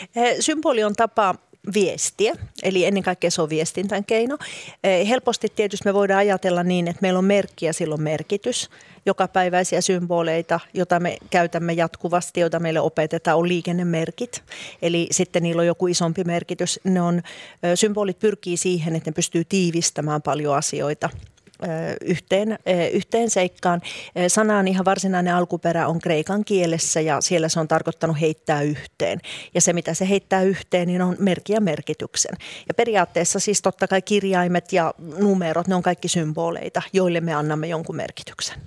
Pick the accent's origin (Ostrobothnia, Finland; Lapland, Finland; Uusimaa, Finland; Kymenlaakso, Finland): Uusimaa, Finland; Helsinki; moved away as an adult; Minä olen syntynyt ja kasvanut Helsingissä, vaikkakin sitten oikeastaan koko aikuisisän ikäni on asunut muualla